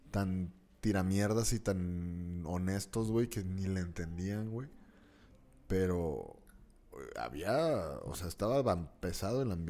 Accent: northern Mexico, Mexico; porque al final de cuentas somos mexicanos, güey. Pero viviendo en el norte, tienes un acceso a la cultura gringa mucho más pronto que los del sur, güey.

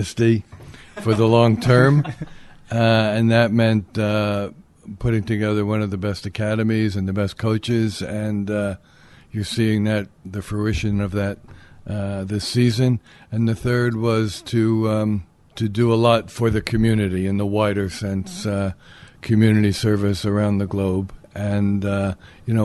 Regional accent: New Jersey, United States; accent: Brooklyn, New York; moved away as an adult; also born or lived in Queens, New York; now in London, United Kingdom; I was born in Queens, but of course I have the Brooklyn accent, the New York accent. I grew up in New Jersey.

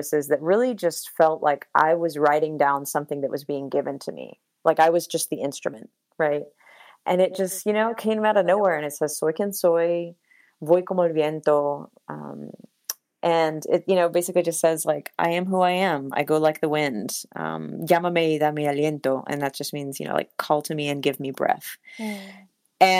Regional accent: United States; I was born in the United States

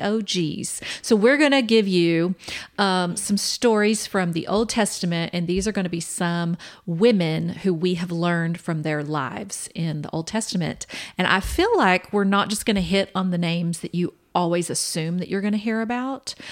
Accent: Kansas City, Kansas, United States; now in Permian Basin, United States; we are originally from Kansas City, Kansas

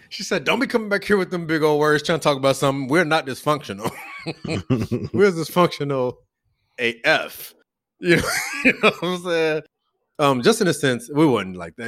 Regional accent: Louisville, Kentucky, United States; accent: Louisville; growing up in Western Louisville

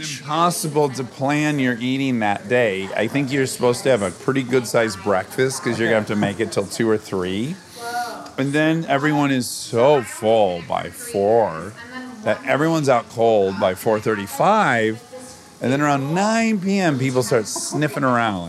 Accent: Detroit, Michigan, United States; I'm from Detroit

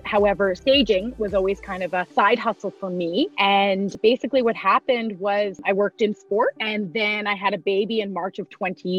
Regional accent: Ontario, Canada; moved away as an adult; now in Calgary, Canada; So I'm originally from Ontario.

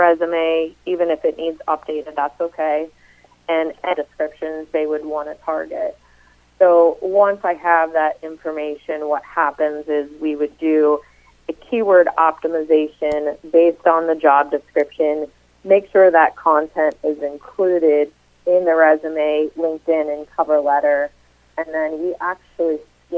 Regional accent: Uniontown, Pennsylvania, United States; moved away; also born or lived in Ohio; I actually grew up in the Pittsburgh area in a small town called Uniontown

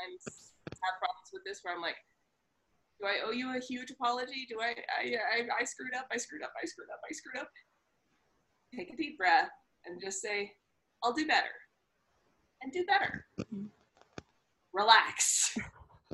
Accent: Upper Midwest, United States; I come from the upper Midwest, so I've been correcting my speech ever since.

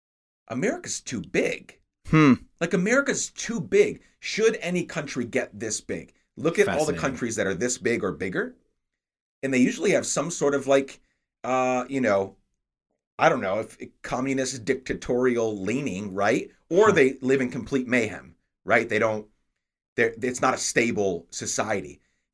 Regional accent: New York, United States; And then my parents, so we're from New York.

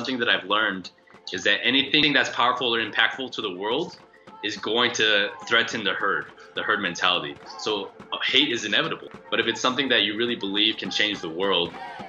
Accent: Hacienda Heights, California, United States; now in Medellin, Colombia; I'm from Hacienda Heights, which is like the 626 area, so there's a ton of Asian people there

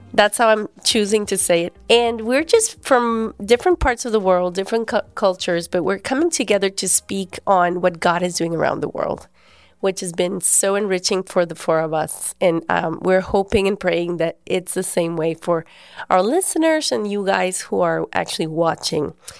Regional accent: Guatemala; I'm from Guatemala. I was born there and we've lived there all our lives

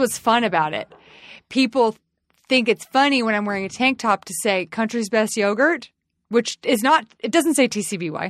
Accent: the South, United States; I'm from the South.

